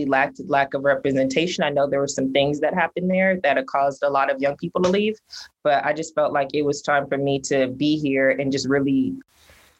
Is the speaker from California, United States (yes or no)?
yes; Pasadena, California, United States; I was born and raised in Pasadena, and I somewhat grew up in my Pasadena politics.